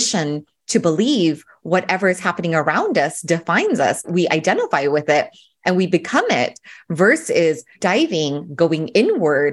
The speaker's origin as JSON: {"language": "English", "area": "Orange County", "region": "California", "country": "United States", "tie": "born or raised there", "said": "I grew up in Orange County"}